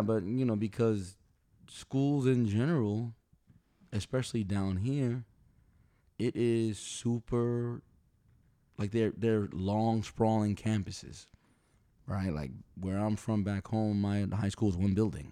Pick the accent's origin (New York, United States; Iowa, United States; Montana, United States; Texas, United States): New York, United States; New York City; I'm from New York City, man, where metal detectors were in schools